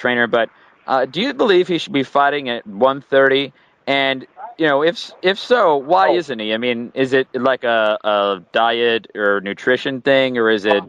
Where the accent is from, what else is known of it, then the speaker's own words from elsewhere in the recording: United States; Being an American, of course